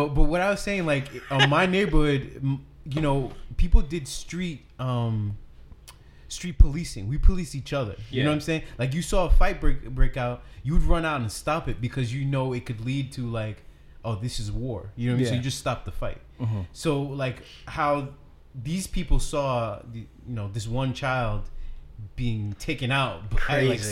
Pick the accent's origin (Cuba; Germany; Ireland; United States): United States; Brooklyn, New York; when I grew up in Brooklyn, you could have an argument with someone from another block